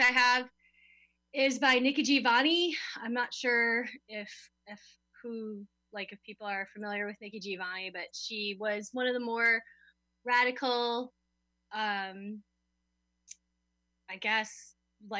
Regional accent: Chicago, Illinois, United States; now in Glasgow, United Kingdom; I'm from Chicago

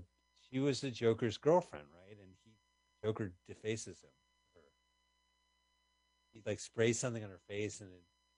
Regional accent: Montclair, New Jersey, United States; we're from Montclair.

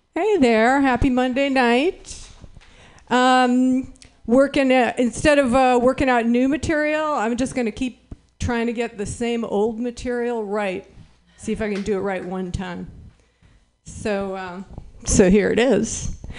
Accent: Berkeley, California, United States; I am from Berkeley

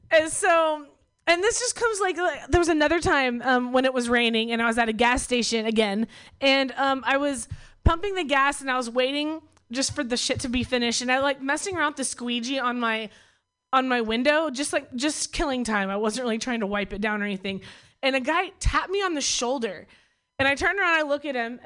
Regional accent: Oklahoma, United States; also born or lived in Bay Area; now in Berkeley, United States; I'm from Oklahoma

